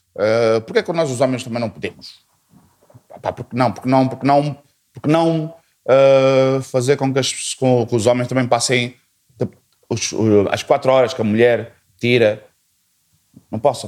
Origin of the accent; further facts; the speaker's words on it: Portugal; moved away as an adult; also born or lived in unnamed African country of origin; now in Mozambique; a minha passagem foi para Portugal, Portugal, a minha formação toda, a minha família toda também mudou por lá